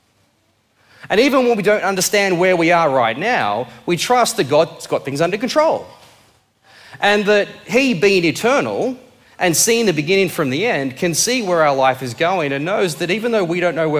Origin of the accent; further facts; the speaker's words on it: Blue Mountains, New South Wales, Australia; I came from the Blue Mountains